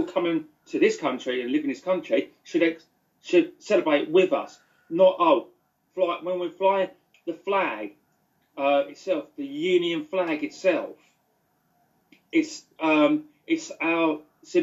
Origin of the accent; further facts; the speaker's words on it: United Kingdom; We are British.